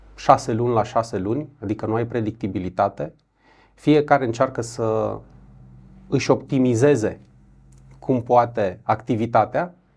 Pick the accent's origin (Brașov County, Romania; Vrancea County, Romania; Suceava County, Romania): Brașov County, Romania; Brașov; also born or lived in Buzău; Sunt brașovean, trecut vreo patru ani prin Buzău